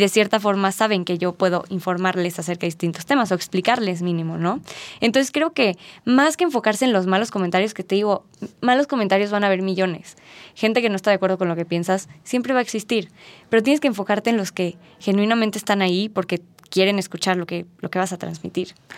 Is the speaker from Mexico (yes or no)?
yes; Mexico; nosotros como mexicanos